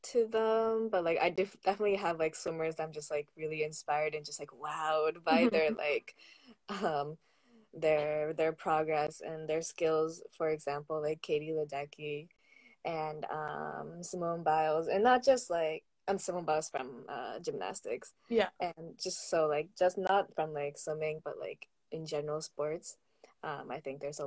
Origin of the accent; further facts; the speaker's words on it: Massachusetts, United States; moved away as an adult; growing up in Massachusetts